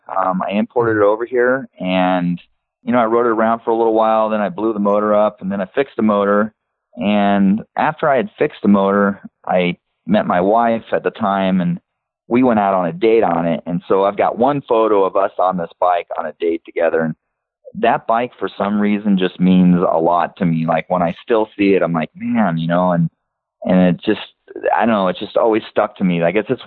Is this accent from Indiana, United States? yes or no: no; Los Angeles, California, United States; I was born and raised in Los Angeles.